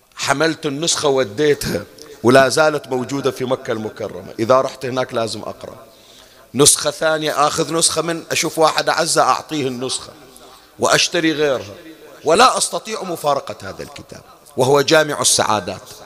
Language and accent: Arabic; Bahrain; احنا عندنا في البحرين